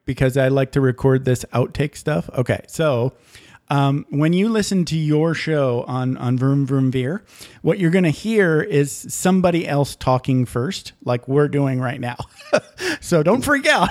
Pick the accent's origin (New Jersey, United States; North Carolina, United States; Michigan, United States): Michigan, United States; I grew up in Michigan